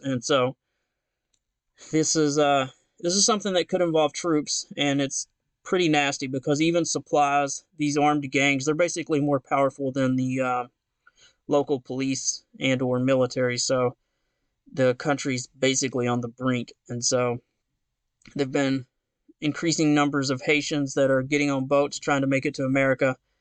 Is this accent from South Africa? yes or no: no; Knoxville, Tennessee, United States